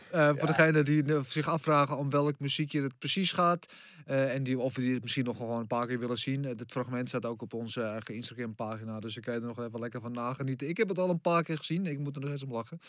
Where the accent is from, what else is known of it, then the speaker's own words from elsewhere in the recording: Netherlands; als Nederlanders zijnde